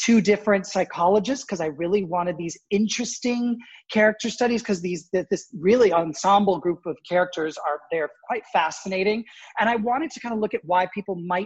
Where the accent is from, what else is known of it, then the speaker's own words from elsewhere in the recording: Toronto, Ontario, Canada; moved away as an adult; also born or lived in Springfield, Illinois / New York; now in Connecticut, United States; I was actually born in the States, but I grew up in Toronto